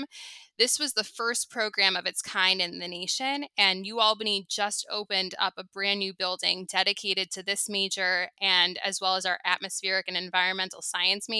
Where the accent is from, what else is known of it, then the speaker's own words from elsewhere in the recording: Long Island, New York, United States; also born or lived in Syosset / Albany; I grew up on Long Island.